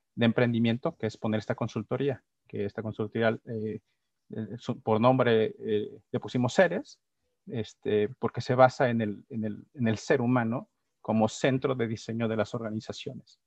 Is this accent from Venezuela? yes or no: no; San Miguel de Allende, Guanajuato, Mexico; Yo me considero sanmiguelense, amo mi pueblo